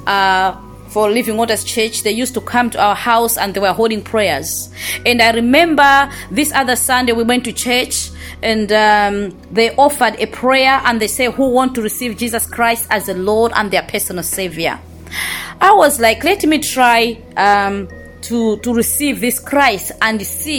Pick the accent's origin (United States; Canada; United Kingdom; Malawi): Malawi; I was born in Malawi, grew up in Malawi